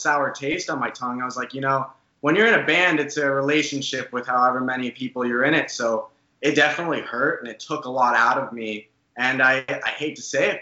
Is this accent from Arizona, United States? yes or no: yes; Arizona, United States; we all grew up in Arizona, but we live in Tempe, Arizona